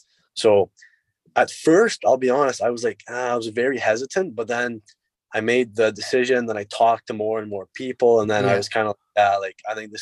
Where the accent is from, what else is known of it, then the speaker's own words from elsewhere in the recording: Sudbury, Ontario, Canada; also born or lived in Peterborough; I'll be playing in front of my hometown.